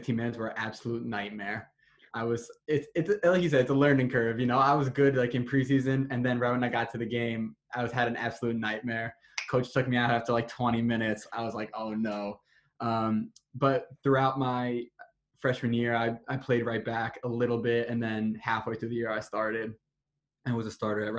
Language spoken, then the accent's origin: English; New Jersey, United States; I'm from Jersey, so we're close to the beach